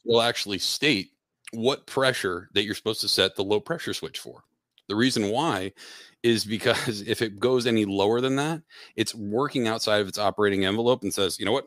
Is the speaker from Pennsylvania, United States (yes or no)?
yes; Pennsylvania, United States; also born or lived in Connecticut; now in Dallas, United States; I grew up in Pennsylvania, uh, moved up to Connecticut